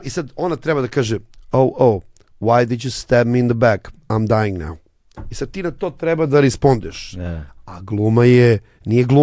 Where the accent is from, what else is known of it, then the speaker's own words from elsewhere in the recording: Užice, Zlatibor District, Serbia; also born or lived in Belgrade / Paris; now in Los Angeles, United States; ja sam već došao iz Užica za Beograd